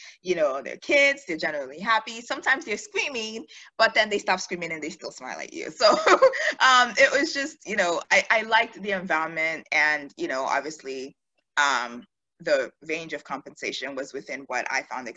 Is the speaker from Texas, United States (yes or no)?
yes; Houston, Texas, United States; also born or lived in Nigeria / Maryland / Pearland, Texas / Pittsburgh; I'm Nigerian, of course. I mean, like most of us are, but I'm from Houston. We moved to the States when I was about 8, I guess, at that point. Used to live in Maryland, ended up moving down to Texas